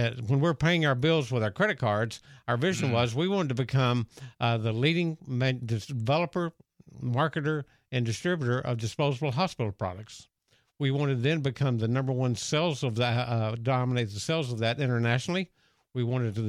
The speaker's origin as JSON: {"language": "English", "town": "Dallas", "region": "Texas", "country": "United States", "tie": "born or raised there", "said": "I grew up in Dallas, Texas"}